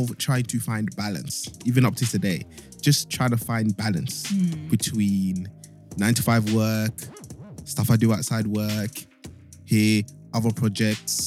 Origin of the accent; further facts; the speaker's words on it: London, United Kingdom; moved away as an adult; now in South London, United Kingdom; I moved south of the river a year ago, and I'm still east in my heart.